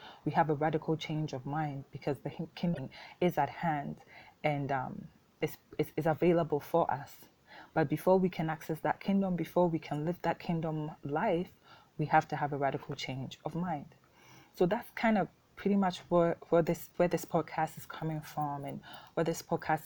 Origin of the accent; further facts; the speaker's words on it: Ghana; first language Twi; English is a second language; my native tongue of Twi here in Ghana